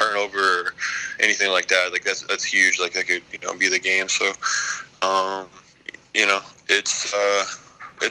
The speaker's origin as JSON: {"language": "English", "region": "Kentucky", "country": "United States", "tie": "born or raised there", "also_born_or_lived": "Louisville, Kentucky / Wyoming", "said": "I was born in Louisville, moved to Wyoming, was there till I was five, and lived on a reservation there, and it was pretty hard living, but when me and my dad came back to Kentucky"}